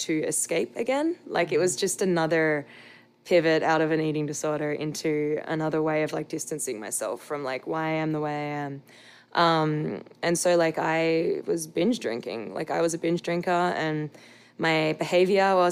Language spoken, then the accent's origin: English; Australia; I'm an Australian.